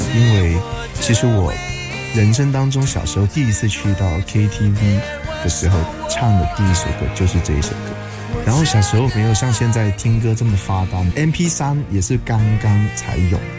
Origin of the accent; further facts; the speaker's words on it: Shenzhen, Guangdong, China; 我们从小因为在深圳长大，所以我们一直受到港台比较多的音乐的影响，所以我们比较热爱啊、港台的一些流行歌曲。